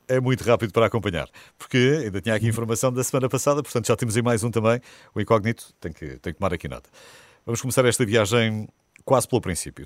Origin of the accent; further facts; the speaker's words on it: Peniche, Centro, Portugal; Sou, sou de Peniche, perto de Peniche, São Bernardino, essa grande terra